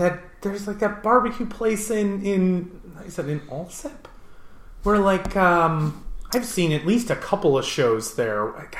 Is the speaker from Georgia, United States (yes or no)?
no; Worth, Illinois, United States; I'm a white kid who grew up in the suburbs